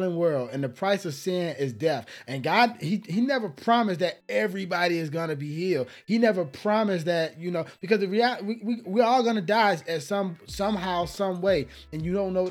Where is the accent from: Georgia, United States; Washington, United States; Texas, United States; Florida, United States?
Georgia, United States; Atlanta; moved away as an adult; now in California, United States; I'm from Georgia, right? I'm from Atlanta, Georgia.